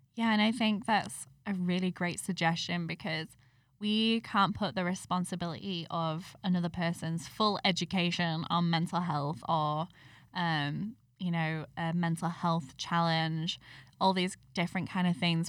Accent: United Kingdom; I'm British

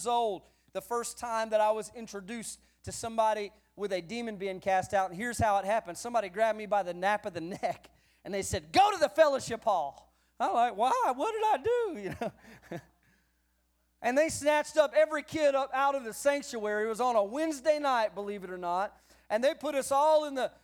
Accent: San Antonio, Texas, United States; I grew up in the San Antonio area of South Texas

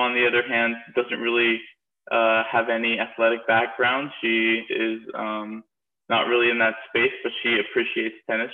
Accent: Eugene, Oregon, United States; also born or lived in Portland, Oregon / Alabama; I'm originally from Eugene, Oregon. I was born and raised there.

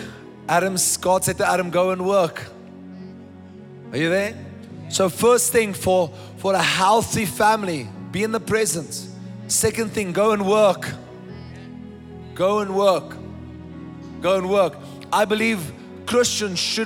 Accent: South Africa; I am a South African

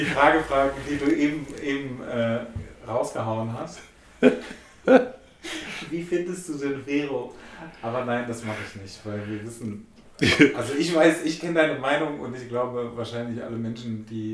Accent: Germany; ich bin äh, aus Deutschland

